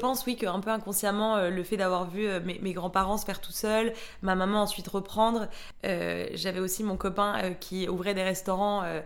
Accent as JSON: {"language": "French", "country": "Mexico", "tie": "born or raised there", "moved": "yes", "said": "j'ai grandi au Mexique"}